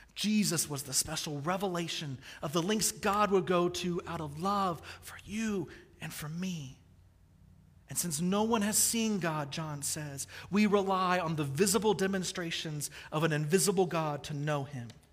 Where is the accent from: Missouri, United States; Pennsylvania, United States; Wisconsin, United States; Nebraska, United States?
Missouri, United States; Kansas City; I grew up in Kansas City, the barbecue capital of the world.